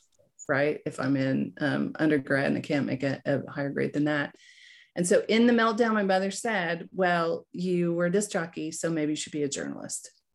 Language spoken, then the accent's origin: English; Fort Smith, Arkansas, United States; I grew up in, uh, Fort Smith, Arkansas.